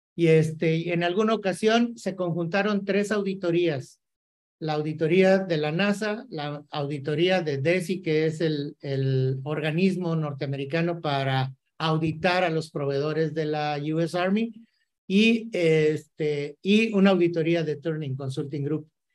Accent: Mexico; cómo somos los mexicanos y los latinoamericanos

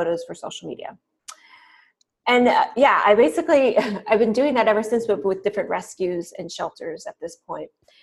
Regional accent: the Bay Area, California, United States; growing up in the Bay Area, kind of the cliche, progressive, hippie culture, my parents were definitely into

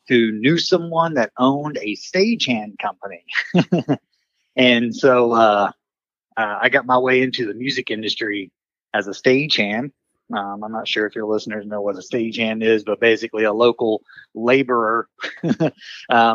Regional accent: Villa Rica, Georgia, United States; now in Tampa, United States; I'm from Villarica, Georgia, small little town outside of Atlanta anymore. It's grown, but when I was growing up there, I grew up on a dead end dirt road out in the sticks.

